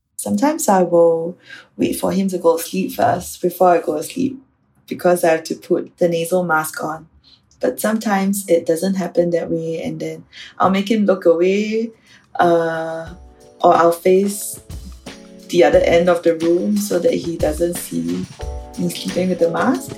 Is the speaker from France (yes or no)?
no; Singapore; I'm from Singapore